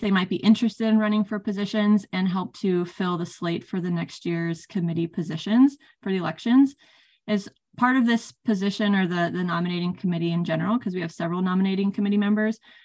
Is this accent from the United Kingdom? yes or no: no; California, United States; moved away as an adult; also born or lived in Iowa / Minnesota; I grew up in California area